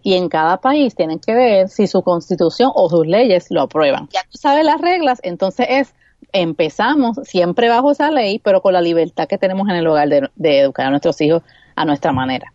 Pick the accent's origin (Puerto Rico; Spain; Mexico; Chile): Puerto Rico; accent: Puerto Rican; mis L's y mis R maldicha puertorriqueña